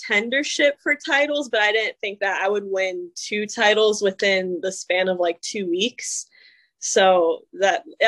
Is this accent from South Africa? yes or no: no; North Carolina, United States; I grew up in North Carolina and it's a big wrestling state